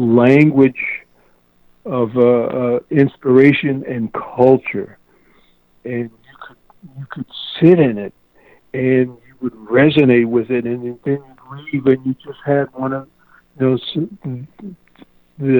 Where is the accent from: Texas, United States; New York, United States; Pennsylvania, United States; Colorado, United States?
Pennsylvania, United States; Philadelphia; growing up in Philadelphia